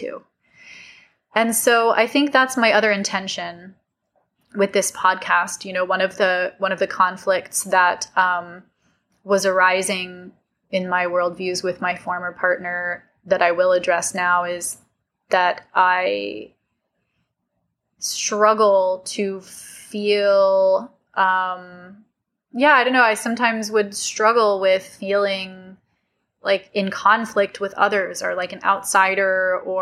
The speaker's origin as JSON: {"language": "English", "region": "California", "country": "United States", "said": "I'm from California."}